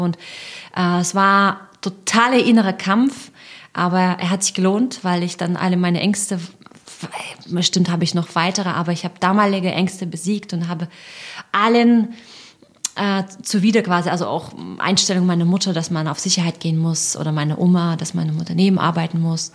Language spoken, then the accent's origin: German; Russia; moved away; also born or lived in Leipzig, Germany; ich bin Russin